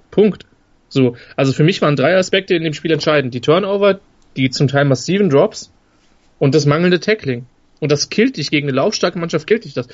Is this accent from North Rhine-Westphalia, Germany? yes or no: yes; Cologne, North Rhine-Westphalia, Germany; Das ist auch was, was mich als, als Kölner ärgern würde